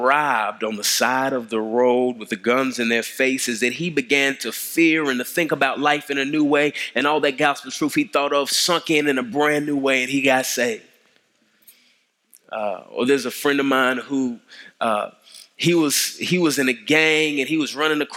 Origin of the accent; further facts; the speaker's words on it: DeSoto, Texas, United States; now in Atlanta, United States; I grew up in Dallas. I grew up in DeSoto, so it's good to be in the Metroplex.